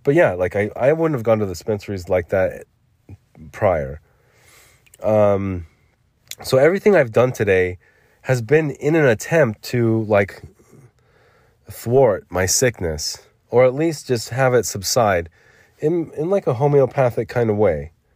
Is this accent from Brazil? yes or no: no; United States; I'm an American